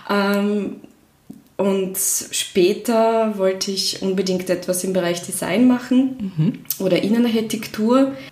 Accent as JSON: {"language": "German", "country": "Russia", "tie": "born or raised there", "second_language": "German", "moved": "as an adult", "lives_now": "Austria", "said": "Ja, ich komme ursprünglich aus Russland. Ich bin dort aufgewachsen und ich, ich bin vor acht Jahren nach Österreich äh, gekommen."}